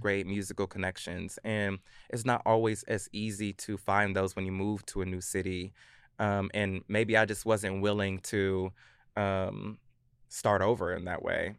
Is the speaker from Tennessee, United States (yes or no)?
yes; Clarksville, Tennessee, United States; also born or lived in Virginia / Germany / Hawaii; Clarksville, Tennessee